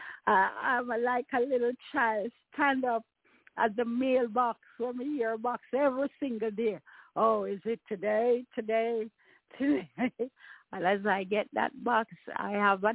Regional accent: Jamaica; my experience growing up as a Jamaican

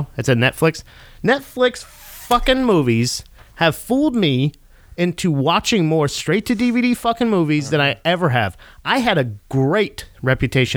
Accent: Florida, United States; I'm from Florida

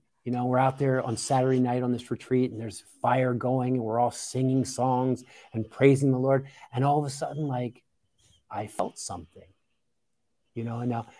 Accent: Philadelphia, Pennsylvania, United States; So the long and the short of it is I grew up outside of Philadelphia. And I grew up in a evangelical Christian world.

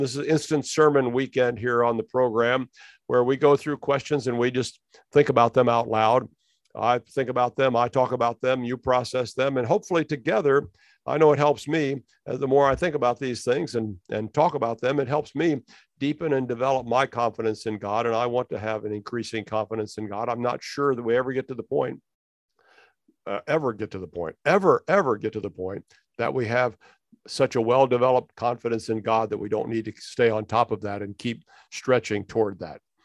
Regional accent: United States; we as American Christians

